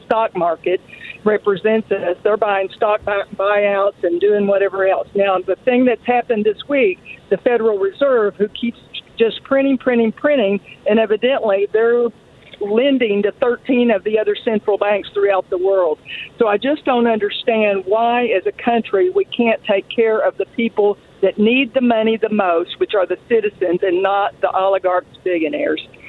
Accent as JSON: {"language": "English", "region": "the South", "country": "United States", "lives_now": "Fayetteville, United States", "said": "I'm a Southerner"}